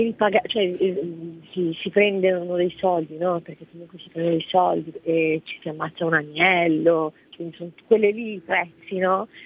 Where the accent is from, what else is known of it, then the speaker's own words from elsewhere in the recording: Italy; also born or lived in Morocco; io sono nata in Marocco e sono, sono da qua che avevo quattro anni